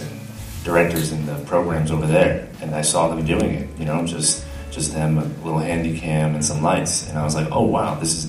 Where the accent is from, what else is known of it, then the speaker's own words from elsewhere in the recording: New Jersey, United States; moved away; also born or lived in Shanghai; I was born in Shanghai, but I grew up in New Jersey